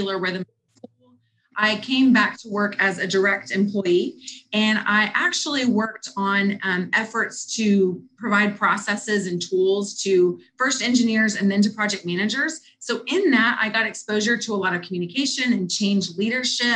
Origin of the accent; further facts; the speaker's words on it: Houston, Texas, United States; I grew up in Houston, Texas.